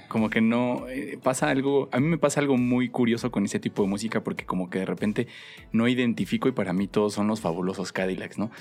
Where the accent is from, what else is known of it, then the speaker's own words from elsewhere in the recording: Mexico; cómo somos los mexicanos